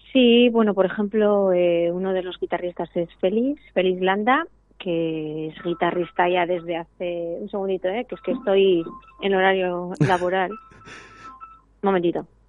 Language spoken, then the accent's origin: Spanish; Ibarra, Gipuzkoa, Basque Country, Spain; yo soy de Ibar, que es un pueblo de Guipúzcoa